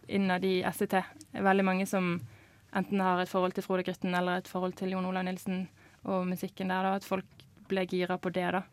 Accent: Bergen, Vestland, Norway; som bergenser sjøl

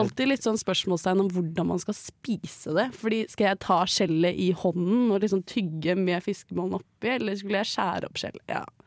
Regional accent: Bærum, Akershus, Norway; now in Trondheim, Norway; jeg er fra Bærum

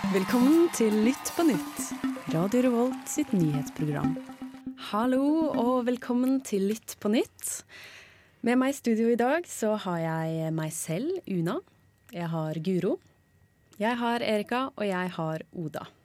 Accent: Bergen, Vestland, Norway; also born or lived in Oslo; jeg er født i Oslo, men oppvokst i Bergen

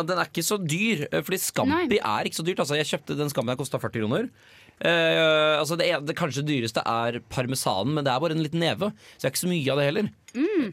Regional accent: Nøtterøy, Vestfold, Norway; moved away; hjemme, hjemme på Natterøy

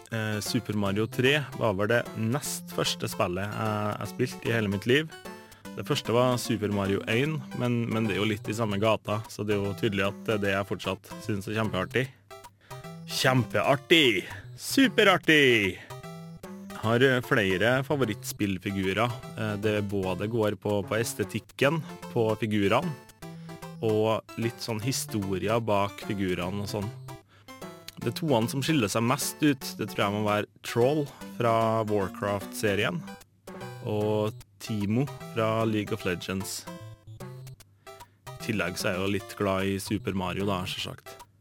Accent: Inderøy, Trøndelag, Norway; accent: Nord-Trøndelag; Som dere sikkert hører, så kommer jeg fra Nord-Trøndelag, nærmere bestemt eh, Inderøya

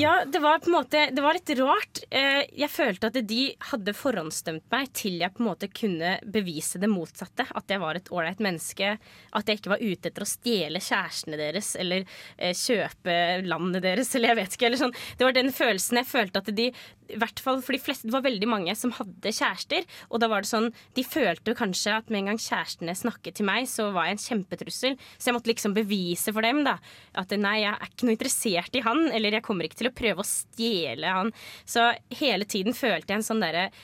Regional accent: Norway; Jeg er oppvokst rett utenfor Oslo

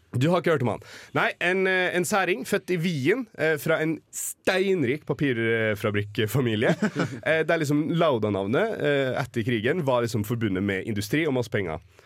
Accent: Oslo, Norway; moved away; also born or lived in Molde; Født i Oslo. Eh, migrert til eh, den lille, herlige fjellbyen Molde

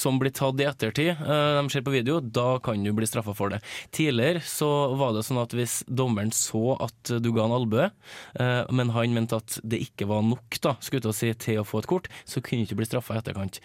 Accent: Trøndelag, Norway; som trønder

